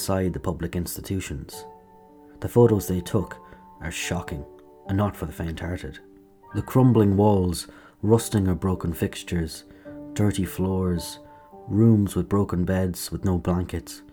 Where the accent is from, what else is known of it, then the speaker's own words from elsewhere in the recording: Kilkenny, Leinster, Ireland; my hometown, Kilkenny, hosted the German delegation